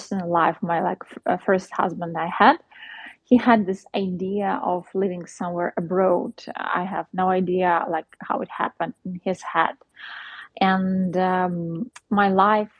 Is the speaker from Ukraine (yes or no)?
yes; Ukraine; where are you from? Ukraine